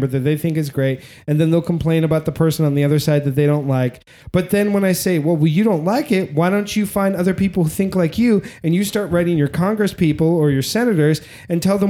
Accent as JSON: {"language": "English", "country": "United States", "said": "As an American"}